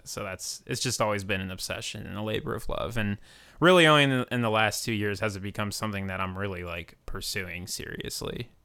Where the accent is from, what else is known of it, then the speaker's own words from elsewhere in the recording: Akron, Ohio, United States; I'm a producer from Akron, Ohio